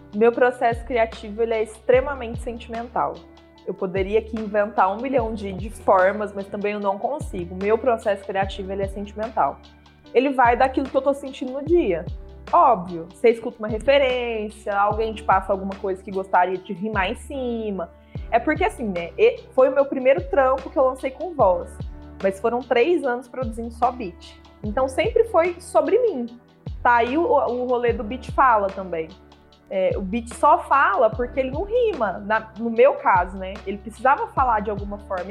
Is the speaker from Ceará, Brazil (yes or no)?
no; Uberlândia, Minas Gerais, Brazil; Uberlândia, que é a minha cidade natal